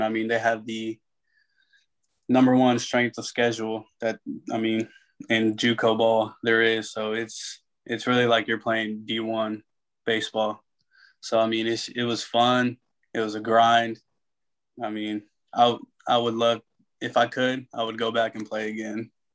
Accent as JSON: {"language": "English", "town": "San Antonio", "region": "Texas", "country": "United States", "tie": "born or raised there", "also_born_or_lived": "Arkansas", "moved": "yes", "said": "I'm from San Antonio, Texas, so I mean, just growing up"}